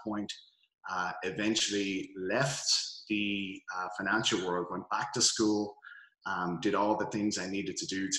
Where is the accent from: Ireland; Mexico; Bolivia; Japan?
Ireland; Dublin, Leinster; moved away as an adult; also born or lived in Melbourne, Australia; now in Los Angeles, United States; So originally hail from Dublin, Ireland, city center boy. Was born there, grew up for a few years in Melbourne, Australia, and moved back to Dublin.